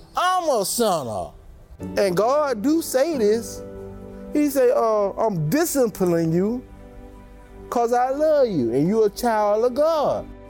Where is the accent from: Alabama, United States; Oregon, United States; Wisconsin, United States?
Alabama, United States; Tuscaloosa; moved away; I'm originally from Tuscaloosa, Alabama.